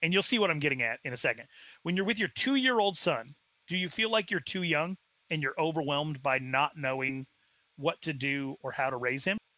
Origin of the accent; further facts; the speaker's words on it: Arizona, United States; I was raised in Arizona, very far away from the reservation.